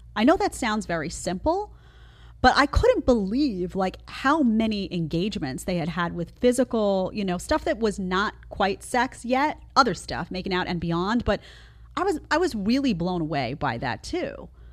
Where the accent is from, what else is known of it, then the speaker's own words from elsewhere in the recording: New York City, New York, United States; moved away; I come from New York City